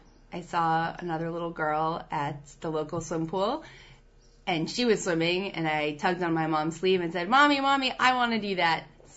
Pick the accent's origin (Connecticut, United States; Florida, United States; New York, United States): New York, United States; New York City; as a New Yorker